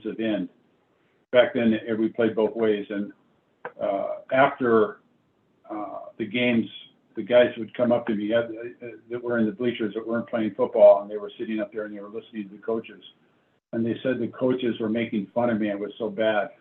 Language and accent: English; Bellflower, California, United States; also born or lived in Chicago, Illinois / Paramount, California; I was born in Chicago, and we moved to Paramount, California when I was 3 years old. And I think it's 5, we moved to, or when I was 6, we moved to Bellflower